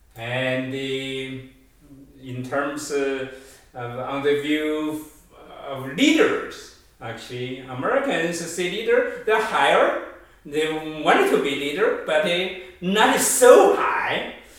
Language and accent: English; China; moved away as an adult; also born or lived in Toronto, Canada; now in United States; I grew up in China, but now I have actually now I have 35 years living in Canada and the US.